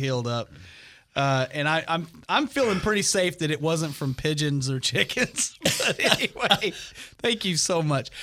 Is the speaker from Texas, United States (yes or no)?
yes; Amarillo, Texas, United States; moved away as an adult; now in Oklahoma, United States; I'm from Texas